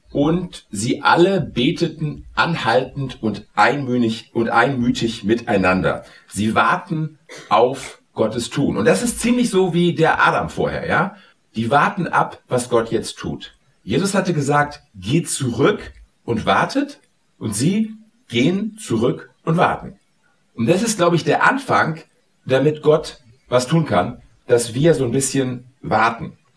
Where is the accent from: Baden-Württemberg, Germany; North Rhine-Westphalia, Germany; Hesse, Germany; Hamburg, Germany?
Hamburg, Germany; Und ich komme aus Hamburg. Und als ich jung war, hat der HSV immer verloren.